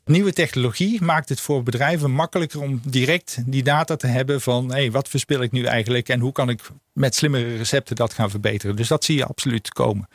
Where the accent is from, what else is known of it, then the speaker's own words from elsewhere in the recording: North Brabant, Netherlands; moved away; ik kom oorspronkelijk uit Brabant